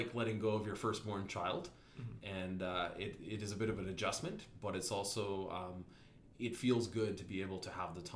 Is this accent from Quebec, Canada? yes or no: no; Invermere, British Columbia, Canada; also born or lived in Kamloops; I was born in Invermere and grew up in Invermere and spent most of my life there.